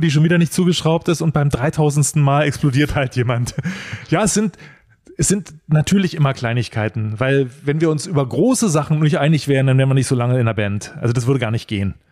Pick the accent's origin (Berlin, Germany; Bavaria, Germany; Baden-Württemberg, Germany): Berlin, Germany; als Berliner